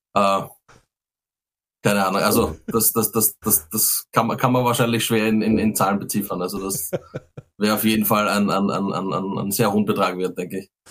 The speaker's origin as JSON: {"language": "German", "country": "Austria", "said": "als Österreicher"}